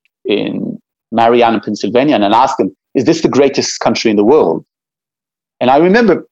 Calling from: Israel; we're talking right now, and you're talking from the East Coast, I'm talking from Israel.

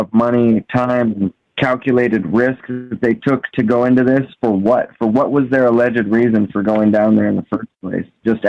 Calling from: Washington, United States; …, Washington State.

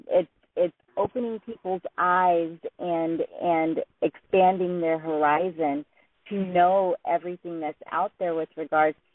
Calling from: Woodland Hills, California, United States; I'm calling from Woodland Hills, California.

